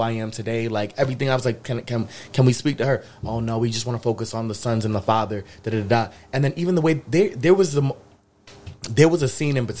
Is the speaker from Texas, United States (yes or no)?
no; Springfield, Massachusetts, United States; my hometown, Springfield.